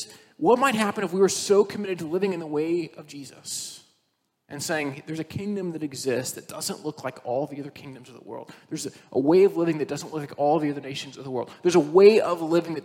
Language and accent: English; Indiana, United States; now in West Michigan, United States; I grew up in Indiana with awesome soil that you don't have to water